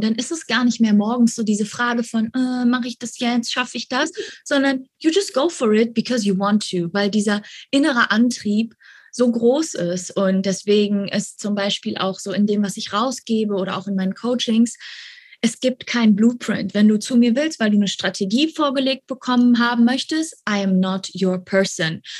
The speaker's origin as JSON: {"language": "German", "country": "Germany", "moved": "as an adult", "lives_now": "Bali, Indonesia", "said": "wir sind auch alle Deutsche, also alle sind aus Deutschland hergeflogen"}